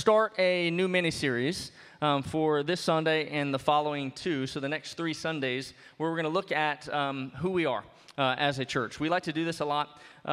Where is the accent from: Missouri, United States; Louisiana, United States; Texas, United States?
Louisiana, United States; New Orleans; now in Bloomington, United States; I'm from New Orleans